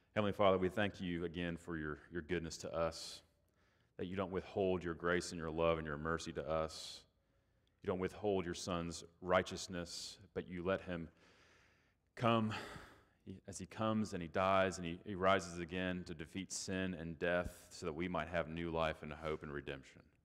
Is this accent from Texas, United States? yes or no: yes; Texas, United States; moved away; down here in the South, I'm from Texas, so I'm not the South